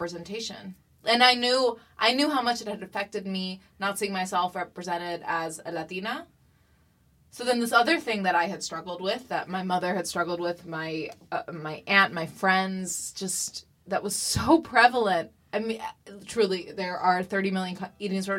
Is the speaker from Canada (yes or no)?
no; England, United Kingdom; also born or lived in New York City; now in United States; I grew up in England and it was super white and British and nobody could pronounce my name